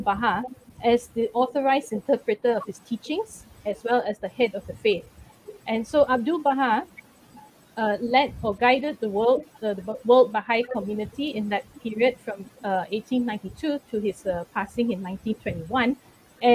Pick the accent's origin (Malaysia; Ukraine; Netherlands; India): Malaysia; Kuala Lumpur; I'm from Kuala Lumpur